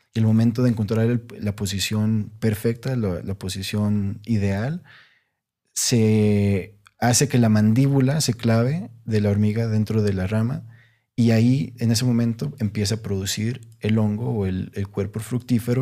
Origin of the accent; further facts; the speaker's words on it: Monterrey, Nuevo León, Mexico; yo crecí en Monterrey, una ciudad, o sea, grandísima, muy urbana